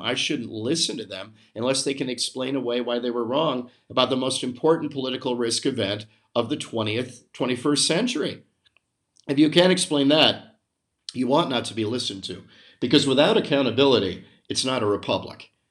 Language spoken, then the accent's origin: English; United States